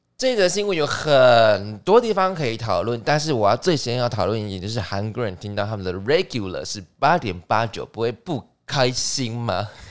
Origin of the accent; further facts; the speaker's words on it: Erlin, Changhua County, Taiwan; moved away; 我好久没回家，我要回彰化一趟。嗯哼。我是彰化人